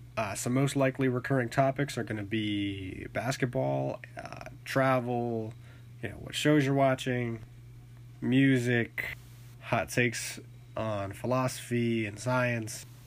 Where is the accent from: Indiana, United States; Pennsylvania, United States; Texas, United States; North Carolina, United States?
North Carolina, United States; Charlotte; I was born and raised in Charlotte, North Carolina